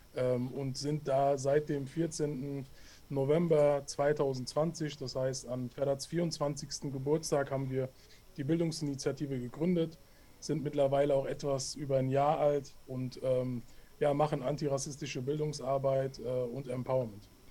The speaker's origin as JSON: {"language": "German", "town": "Hanau", "region": "Hesse", "country": "Germany", "tie": "born or raised there", "said": "ich komme aus Hanau, bin auch hier geboren und aufgewachsen"}